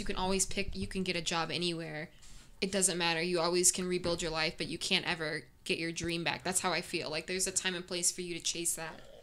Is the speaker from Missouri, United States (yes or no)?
yes; South County, Missouri, United States; I grew up in South County